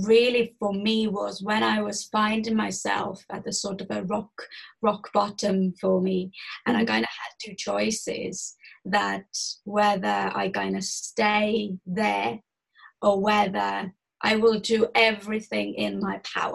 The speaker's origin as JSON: {"language": "English", "country": "Estonia", "tie": "born or raised there", "moved": "yes", "said": "I'm originally from Estonia. It is a very small country in Europe. And I was born to a very poor family."}